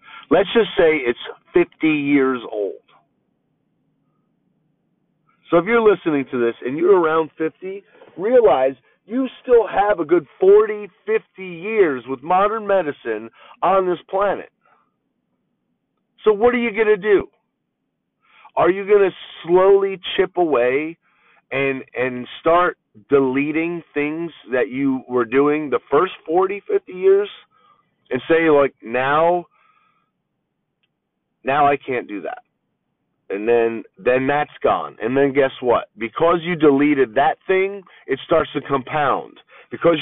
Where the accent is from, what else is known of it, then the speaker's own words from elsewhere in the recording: East Coast, United States; now in Southern California, United States; where I'm from on the East Coast